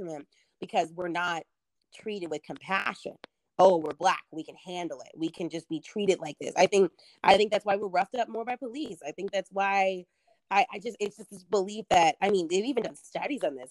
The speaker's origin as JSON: {"language": "English", "region": "the South", "country": "United States", "tie": "born or raised there", "said": "born and raised in the South"}